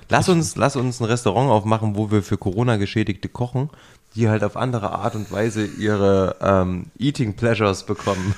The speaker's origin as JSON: {"language": "German", "town": "Jena", "region": "Thuringia", "country": "Germany", "moved": "yes", "said": "ich komme ja ursprünglich aus Jena"}